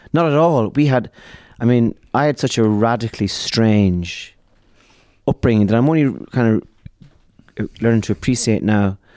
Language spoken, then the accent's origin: English; Ireland; We are a people, the Irish